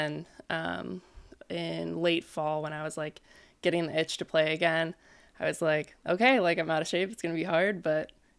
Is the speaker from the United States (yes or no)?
yes; Hermosa Beach, California, United States; Born and raised in yeah. Hermosa